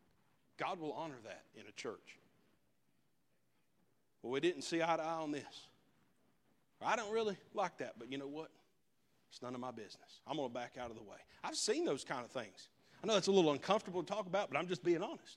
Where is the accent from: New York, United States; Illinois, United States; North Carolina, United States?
North Carolina, United States; Leicester; I'm from Leicester